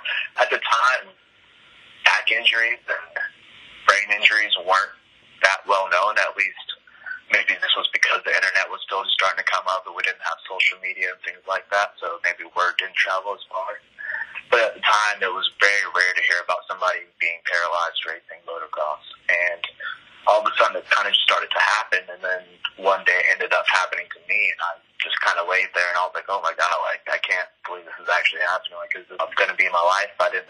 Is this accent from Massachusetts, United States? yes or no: no; California, United States; also born or lived in Warner Robins, Georgia; now in Atlanta, United States; I was actually born in Warner Robins, Georgia, at Robins Air Force Base, and we were there for a few months before we got stationed out in California, where we kind of jumped around in different cities around the desert out there.